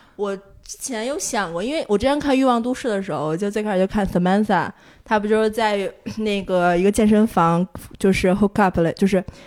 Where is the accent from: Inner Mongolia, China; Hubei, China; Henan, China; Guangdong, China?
Inner Mongolia, China; moved away; 我从小就去澡堂子嗯。嗯。就是小时候在内蒙，就你大概一周就要去两次澡堂子这嗯。样，所以对我来说很普，很正常一个事儿